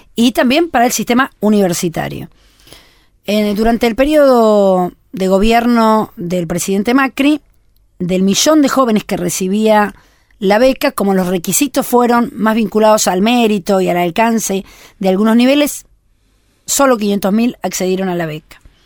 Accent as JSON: {"language": "Spanish", "country": "Argentina", "said": "somos argentinos"}